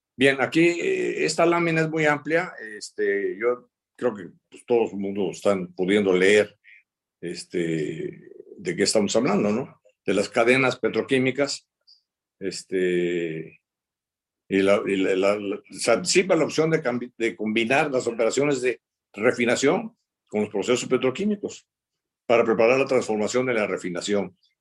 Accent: Veracruz, Mexico; yo soy de Veracruz

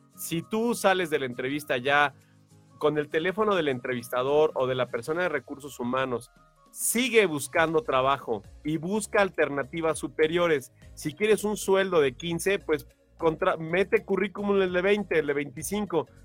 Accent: Mexico; somos mexicanos

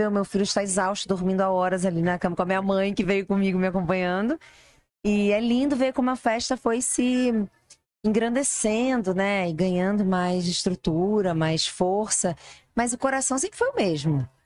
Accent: Brazil; Nós somos brasileiros

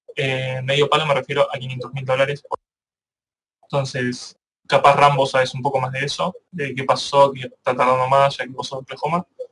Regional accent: Argentina; Nosotros somos argentinos

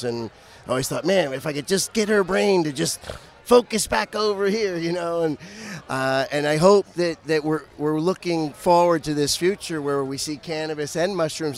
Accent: United States; moved away; also born or lived in Philadelphia / New Jersey / New York; I'm from Philadelphia and New Jersey, New York

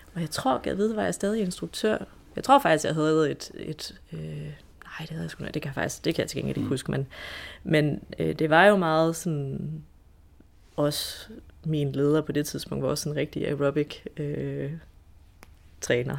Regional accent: Esbjerg, Southern Denmark, Denmark; jeg kommer jo fra Esbjerg

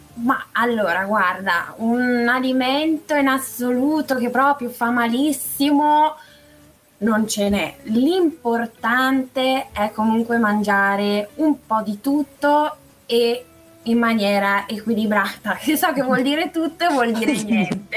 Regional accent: Gorgonzola, Lombardy, Italy; moved away as an adult; now in Milan, Italy; Sì, da un sì, paio d'anni vivo a Milano in realtà, però... Ah però sono nata e cresciuta a Gorgonzola.

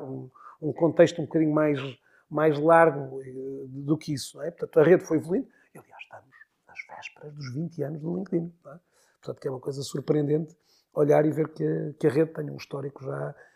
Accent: Porto, Norte, Portugal; moved away as an adult; also born or lived in Maia; now in Viana do Castelo, Portugal; nasci no Porto, vivi uma primeira fase da minha vida a Porto, Maia, mais concretamente, também Porto e Maia

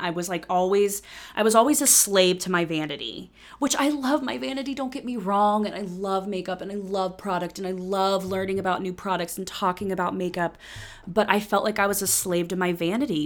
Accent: Cincinnati, Ohio, United States; moved away as an adult; when I moved back to Cincinnati

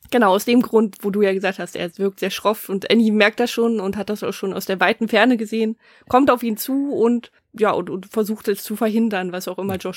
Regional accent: Germany; hier bei uns in Deutschland

